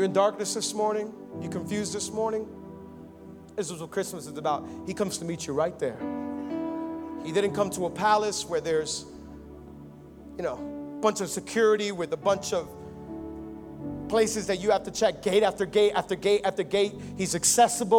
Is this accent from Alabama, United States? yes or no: no; Miami, Florida, United States; I was born and raised here in Miami